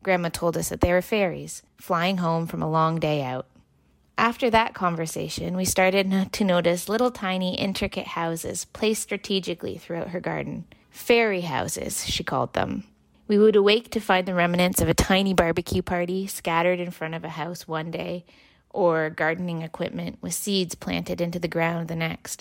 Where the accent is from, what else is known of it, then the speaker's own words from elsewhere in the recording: Canada's most southern town, Ontario, Canada; When I was growing up in Canada's most southern town